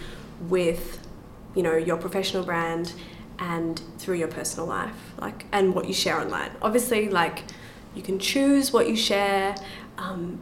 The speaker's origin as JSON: {"language": "English", "country": "Australia", "said": "I'm from Australia"}